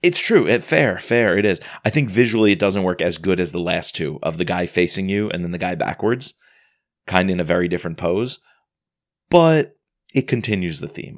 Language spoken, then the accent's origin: English; United States; as an American